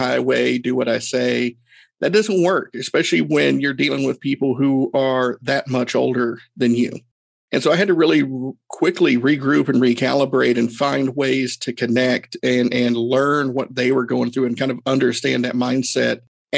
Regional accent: Erwin, Tennessee, United States; my hometown, small town, Irwin, Tennessee

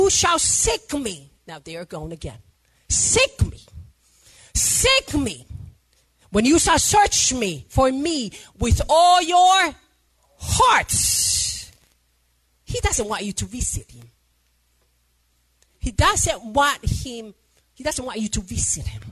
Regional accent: Samoa; I'm from Samoa.

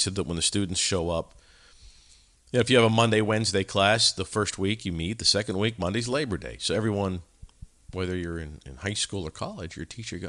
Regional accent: United States; we as Americans are, we come from the Brits.

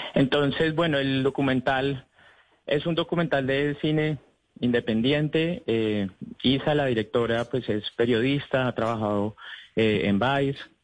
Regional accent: Colombia; como colombianos

